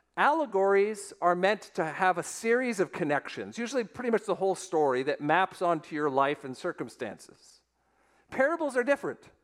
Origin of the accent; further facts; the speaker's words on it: Weston, Florida, United States; it is my hometown, the town of Weston, Florida